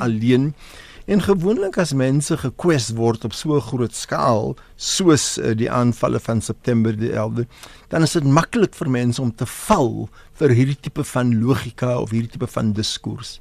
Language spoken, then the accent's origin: Afrikaans; South Africa; ons is hier vir uh, meer as 360 jaar in Suid-Afrika. Ons is Suid-Afrikaners